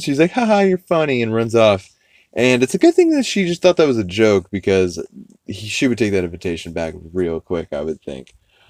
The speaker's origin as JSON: {"language": "English", "town": "New Orleans", "region": "Louisiana", "country": "United States", "said": "And I feel like I represented the South because, like I said before, I am from New Orleans, Louisiana."}